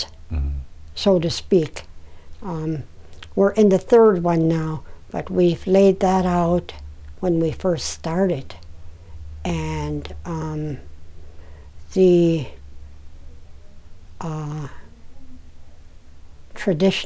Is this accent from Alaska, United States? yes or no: yes; Koyukuk, Alaska, United States; I was born and raised in Koyukon.